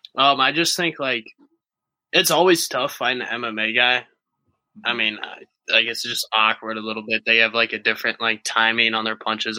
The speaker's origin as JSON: {"language": "English", "area": "Jefferson County, near St. Louis", "region": "Missouri", "country": "United States", "tie": "born or raised there", "said": "it's right in my hometown"}